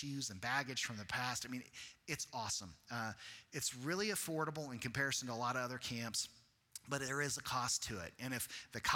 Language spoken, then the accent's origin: English; Colorado, United States; moved away; also born or lived in Texas; I grew up in Colorado, so I as a kid, went to Grand Mesa Baptist Camp